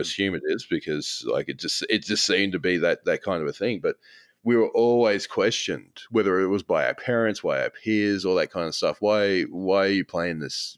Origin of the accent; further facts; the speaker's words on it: Australia; as an Australian